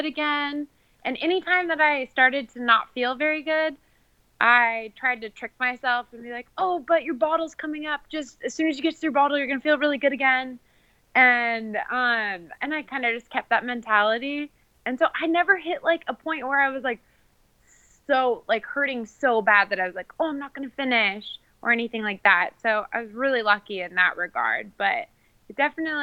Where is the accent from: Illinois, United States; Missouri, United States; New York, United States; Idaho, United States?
Idaho, United States; Coeur d'Alene; now in Boise, United States; I was actually born in Coeur d'Alene, Idaho